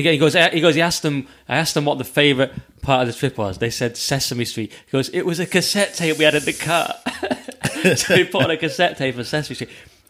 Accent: Kendal, North West England, United Kingdom; born or raised there; moved away

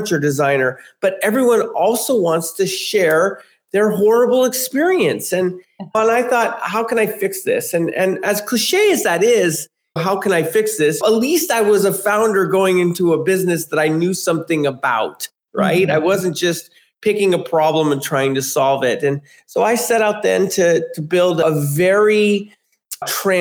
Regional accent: San Francisco, California, United States; I grew up in San Francisco

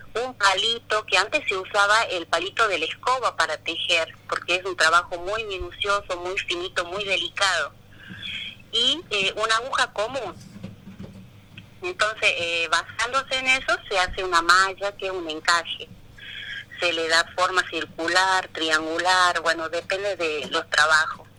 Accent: Monteros, Tucumán, Argentina; also born or lived in El Cercado, Tucumán; Yo soy de Monteros

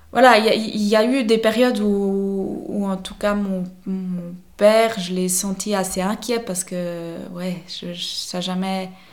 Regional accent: Vevey, Vaud, Switzerland; also born or lived in Neuchâtel; now in La Chaux-de-Fonds, Switzerland; j'ai grandi dans les environs de Vevey.

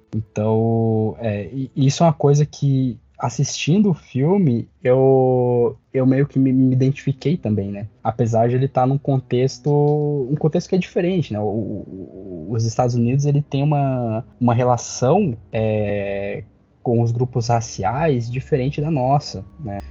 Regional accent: Curitiba, Paraná, Brazil; also born or lived in Pernambuco; eu cresci em Curitiba, né? Tipo, eu nasci em Pernambuco, mas desde os meus seis anos de idade que eu moro em Curitiba

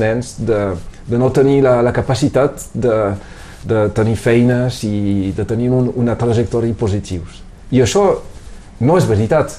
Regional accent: Perpignan, Occitania, France; born or raised there; Catalan is a second language

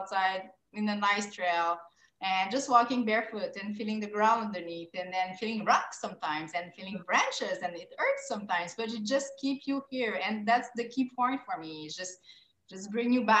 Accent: Quebec, Canada; I'm from Quebec

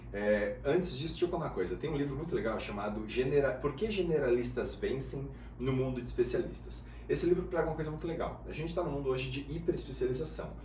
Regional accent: Guarulhos, São Paulo, Brazil; eu nasci, cara, na favela, em Guarulhos, e uhum. a minha família era muito pobre

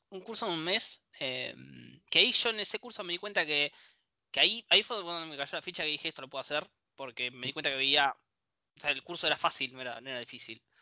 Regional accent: Bahía Blanca, Buenos Aires Province, Argentina; moved away as an adult; now in La Plata, Argentina; nací eh, en Bahía Blanca y me vine a trabajar hace seis años más o menos a La Plata.

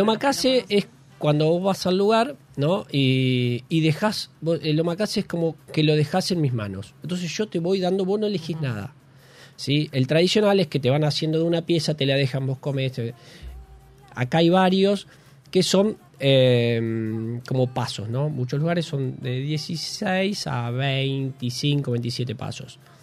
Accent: Bragado, Buenos Aires Province, Argentina; moved away as an adult; now in Buenos Aires, Argentina; De Bragado, 210 kilómetros

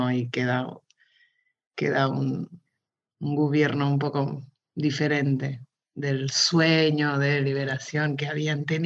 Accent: Mozambique; also born or lived in Barcelona, Spain / Lisbon, Portugal; de ahí ya me fui a Lisboa y fuimos a, Mozambique, yo crecí en Mozambique y después volvimos ahí un año antes de venir acá.

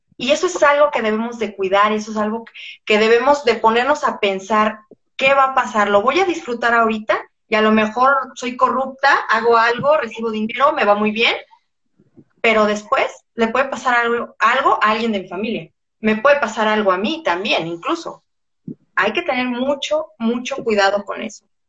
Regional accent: Mexico; en mi país

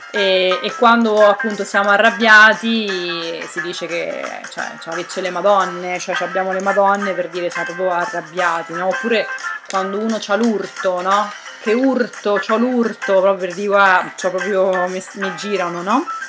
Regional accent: Narni, Umbria, Italy; now in Bologna, Italy; io sono nata a Narni, quindi potrei dirmi na-, narnese

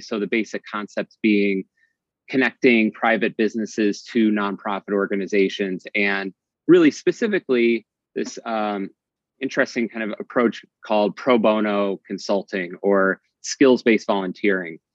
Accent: Midwest, United States; now in Boston, United States; I'm originally from the Midwest

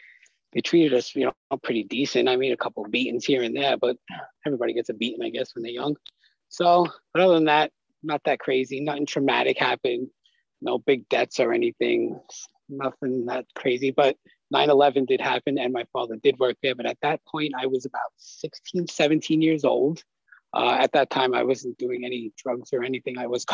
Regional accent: Staten Island, New York, United States; So yeah, I'm from Staten Island, New York. So it's like, everybody knows everyone on the block or whatever.

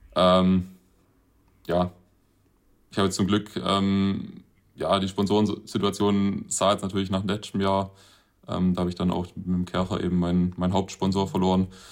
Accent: Winden, Baden-Württemberg, Germany; in Winden statt, ähm, praktisch in meiner Heimatstadt

